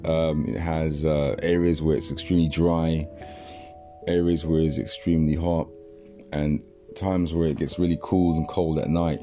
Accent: London, United Kingdom; also born or lived in Togo; growing up in South London as a youngster

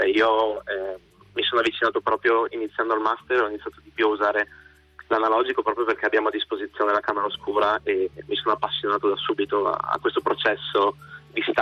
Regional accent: Udine, Friuli-Venezia Giulia, Italy; Sì, sì, sono friulano

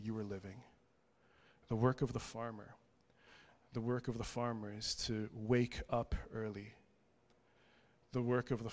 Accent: Vancouver, British Columbia, Canada; I'm from Vancouver

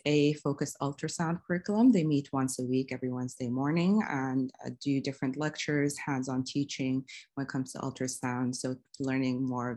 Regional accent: Saudi Arabia; moved away; I'm originally from Saudi Arabia.

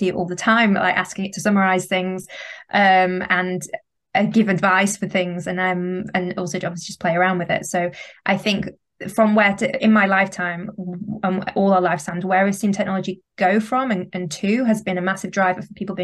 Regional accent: the north of England, United Kingdom; accent: northern English; also born or lived in London; where my accent's from, it's from the north of England

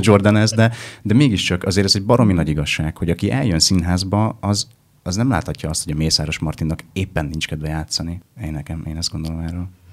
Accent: Vojvodina, Serbia; moved away as an adult; now in Budapest, Hungary; van egyfajta kötődésem Vajdasághoz

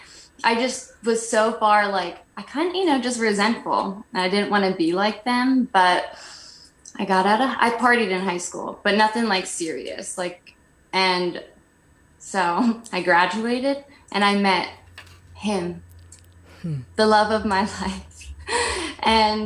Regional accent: New Jersey, United States; I grew up in New Jersey

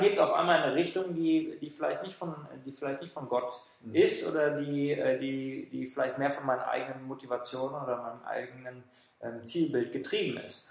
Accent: Germany; also born or lived in Frankfurt / Switzerland; als Deutsche

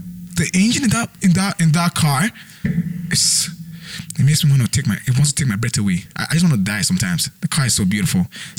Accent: Nigeria; now in Canada; I'm from Nigeria

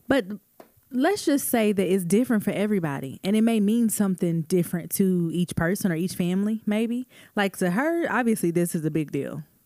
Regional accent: Tulsa, Oklahoma, United States; Even in Tulsa, like, I, I do remember celebrating Juneteenth as a kid

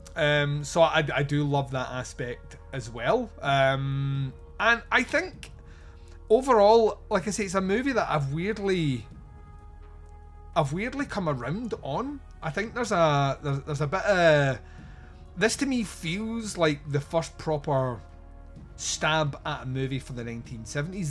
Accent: Scotland, United Kingdom; I'm Scottish

